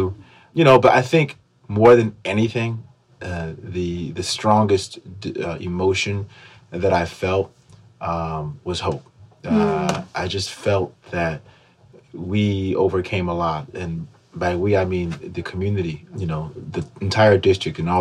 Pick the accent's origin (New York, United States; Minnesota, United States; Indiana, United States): New York, United States; Schenectady; I'm from Schenectady.